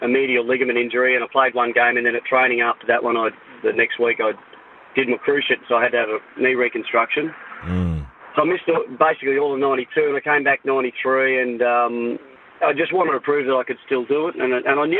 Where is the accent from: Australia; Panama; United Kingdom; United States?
Australia; Brisbane, Queensland; moved away as an adult; also born or lived in Canberra; that was my hometown